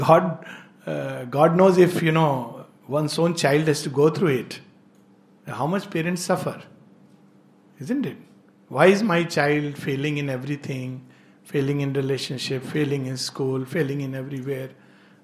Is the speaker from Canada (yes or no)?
no; India; I love India and I am deeply Indian in my soul